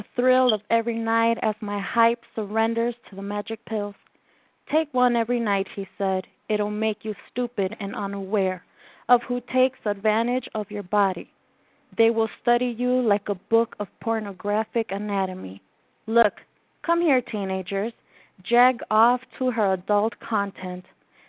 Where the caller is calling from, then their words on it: Mexico City, Mexico; Yes, I am from Mexico City